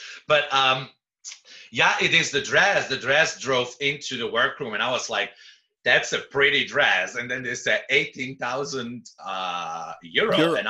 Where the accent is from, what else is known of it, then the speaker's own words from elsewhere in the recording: Belgium; also born or lived in Amsterdam; I didn't know because I'm from Belgium, so I only know the famous people from Belgium, you know, and I lived for almost a year in Amsterdam.